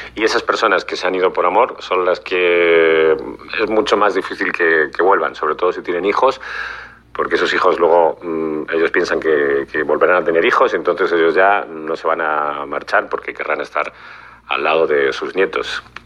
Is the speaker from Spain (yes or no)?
yes; Spain; siendo español